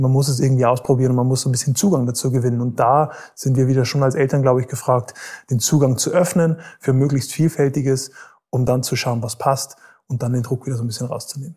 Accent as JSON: {"language": "German", "region": "Bavaria", "country": "Germany", "tie": "born or raised there", "said": "ich bin eigentlich in Bayern aufgewachsen"}